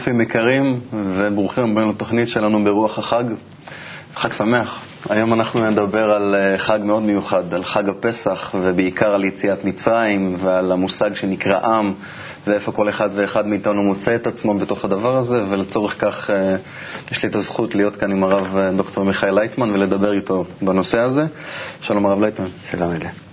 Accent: Israel; אני כישראלי שחי היום במדינה

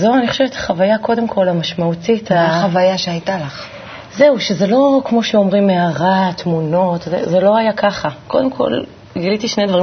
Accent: Kiryat Tivon, Northern District, Israel; גדלתי בטבעון

